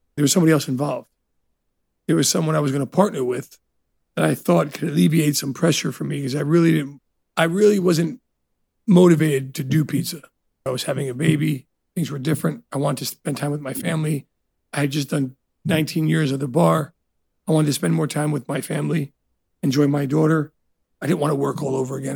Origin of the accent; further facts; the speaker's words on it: Elizabeth, New Jersey, United States; also born or lived in Italy; Growing up in Elizabeth, New Jersey, which it's not the best neighborhood